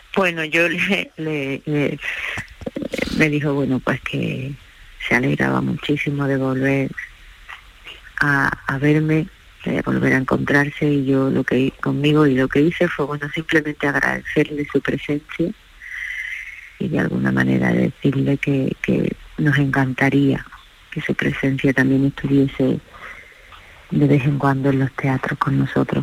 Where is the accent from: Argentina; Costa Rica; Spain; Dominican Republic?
Spain; Ogíjares, Andalusia; en mi pueblo